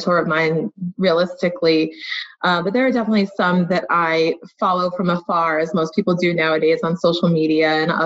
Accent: Boston, Massachusetts, United States; now in Connecticut, United States; I'm from Boston originally, but I live in Connecticut now.

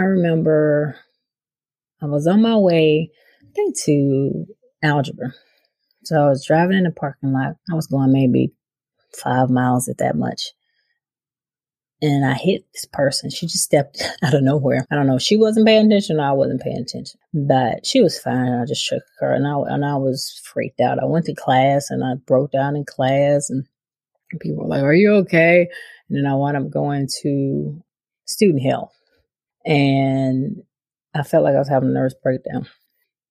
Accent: Brookhaven, Mississippi, United States; moved away as an adult; also born or lived in Philadelphia; as I was a child growing up in Brookhaven, Mississippi, we moved there when I was 8

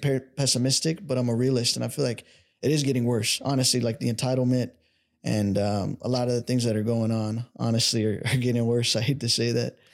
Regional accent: Dallas, Texas, United States; I'm from Dallas

